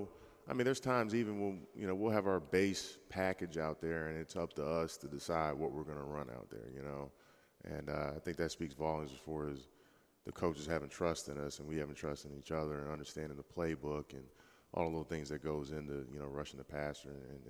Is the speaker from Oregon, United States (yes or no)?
no; Jacksonville, Florida, United States; born there; also born or lived in Tennessee / Alabama / Ohio / Missouri; I was born in Jacksonville.